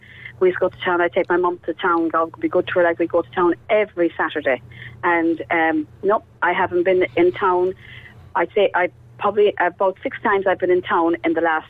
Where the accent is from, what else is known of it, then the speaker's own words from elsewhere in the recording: Cork, County Cork, Ireland; now in Ballincollig, Ireland; I was from Fair Hill myself, you know, we just went down to work.